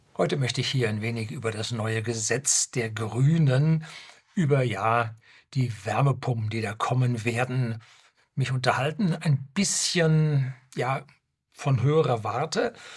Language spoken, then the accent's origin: German; Germany; also born or lived in Seeshaupt, Bavaria; bei uns in Deutschland